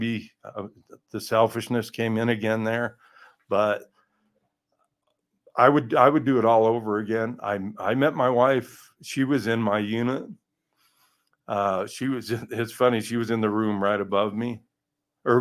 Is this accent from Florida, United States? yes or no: no; Colorado, United States; I was from Colorado, so I was ready, you know, acclimated to the altitude